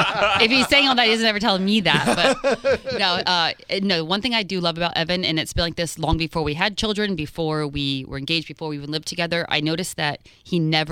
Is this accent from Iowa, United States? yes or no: no; Fort Lauderdale, Florida, United States; moved away as an adult; also born or lived in Los Angeles, California; I grew up in Fort Lauderdale.